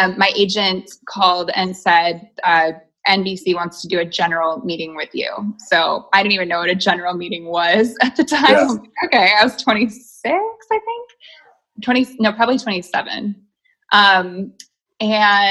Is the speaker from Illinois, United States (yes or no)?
yes; Chicago, Illinois, United States; now in Los Angeles, United States; I was born in Chicago.